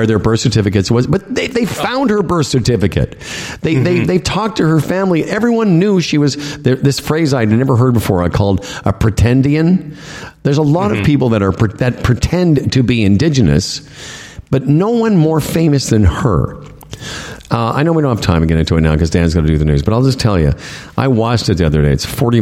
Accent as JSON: {"language": "English", "region": "Saskatchewan", "country": "Canada", "tie": "born or raised there", "said": "I was born in Saskatchewan"}